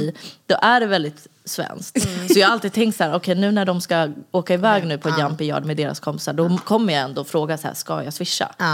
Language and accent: Swedish; Stockholm, Stockholm County, Sweden; jag är uppvuxen i Vårberg egentligen